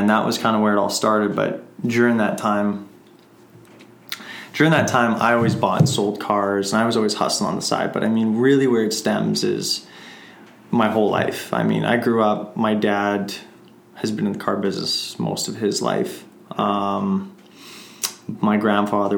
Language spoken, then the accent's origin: English; Emerson, Manitoba, Canada; my hometown, Emerson, Manitoba, small town